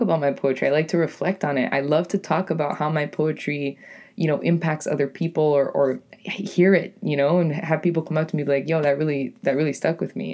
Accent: New England, United States; accent: New England; my New England accent

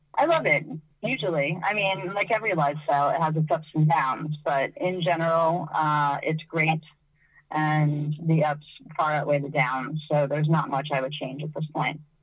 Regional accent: United States; moved away; my home country, which is the U.S.

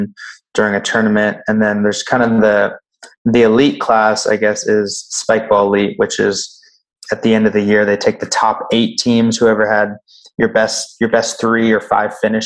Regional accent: San Diego, California, United States; now in Boise, United States; My family and I was raised in San Diego, California.

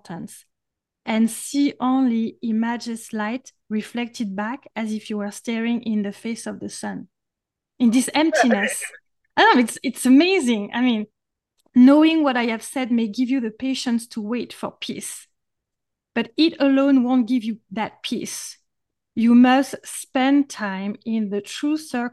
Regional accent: France; accent: French; English is a second language; my French accent

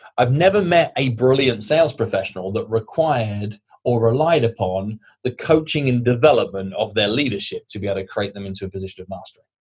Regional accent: United Kingdom; I'm British

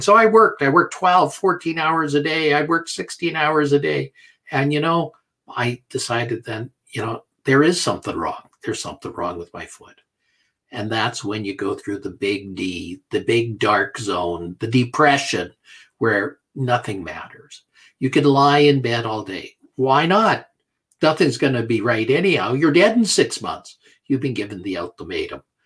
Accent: Canada; I'm a Canadian

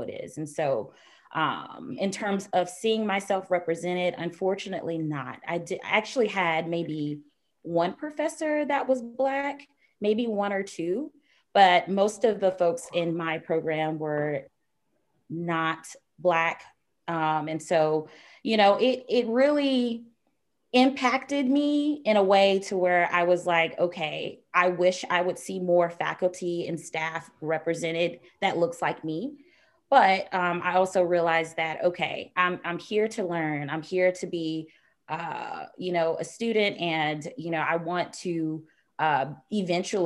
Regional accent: Waycross, Georgia, United States; I am from Waycross, Georgia

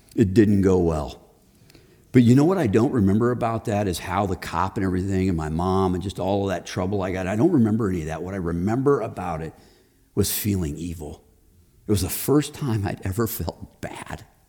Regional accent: Chicago, Illinois, United States; moved away as an adult; also born or lived in Texas; now in Indianapolis, United States; I grew up in Texas. We just moved to Chicago.

